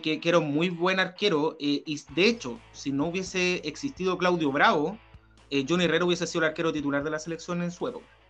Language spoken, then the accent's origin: Spanish; San Bernardo, Santiago Metropolitan Region, Chile; nosotros que somos de San Bernardo